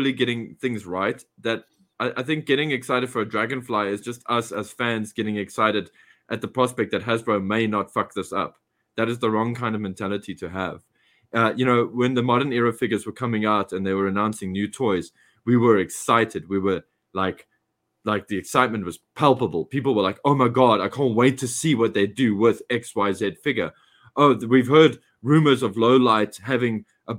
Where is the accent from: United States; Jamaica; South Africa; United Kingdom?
South Africa; as South African fans